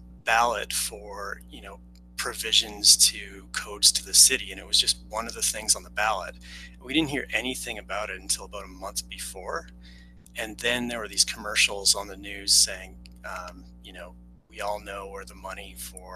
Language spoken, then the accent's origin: English; Edson, Alberta, Canada; moved away as an adult; also born or lived in Calgary, Alberta; now in Denver, United States; I'm originally from Edson, Alberta, but the last place I lived in Canada was Calgary, Alberta. And I currently live in Denver, Colorado.